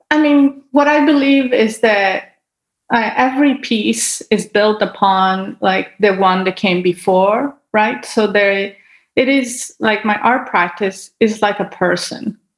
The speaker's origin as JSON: {"language": "English", "country": "Italy", "tie": "born there", "said": "I mean, I was born in Italy, and so there was a lot of art to see as well."}